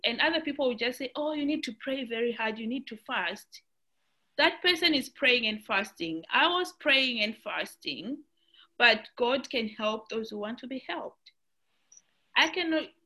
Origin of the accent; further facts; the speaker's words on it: Zimbabwe; now in Australia; I'm from Australia, originally from Zimbabwe